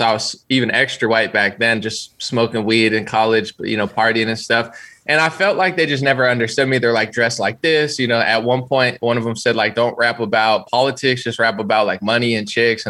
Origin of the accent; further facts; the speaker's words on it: New Jersey, United States; Central. I moved like 10 times, but like Central New Jersey.